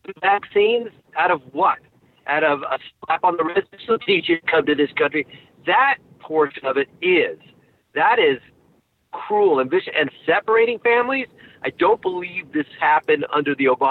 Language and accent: English; New York, United States; moved away; also born or lived in San Francisco; I was born in New York. My parents immigrated, from Argentina in the 50s